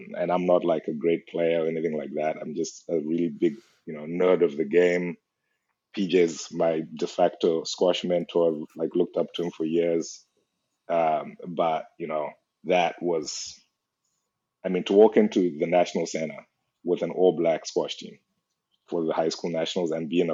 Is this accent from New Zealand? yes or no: no; Zimbabwe; moved away as an adult; I'm from Zimbabwe